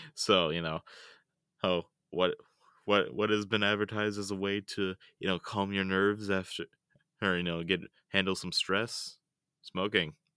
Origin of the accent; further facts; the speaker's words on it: United States; being a rural American